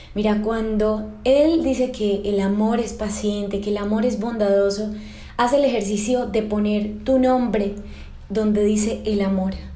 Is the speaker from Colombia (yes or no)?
yes; Colombia; desde mi tierra natal, desde Colombia